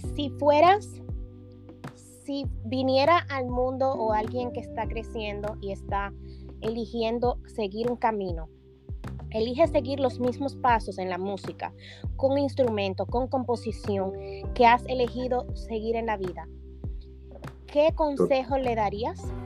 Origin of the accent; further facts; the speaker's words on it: Dominican Republic; moved away; mi tierra bella, la isla de la Quisqueya hermosa y vamos a viajar a República Dominicana